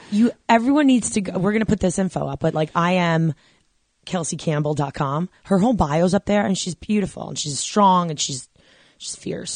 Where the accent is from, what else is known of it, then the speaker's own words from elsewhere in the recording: New York, United States; I'm originally from New York